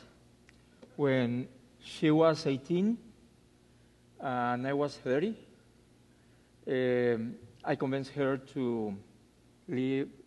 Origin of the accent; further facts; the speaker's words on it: Mexico City, Mexico; English is a second language; moved away as an adult; also born or lived in Guadalajara; now in Alabama, United States; I was born and raised in Mexico City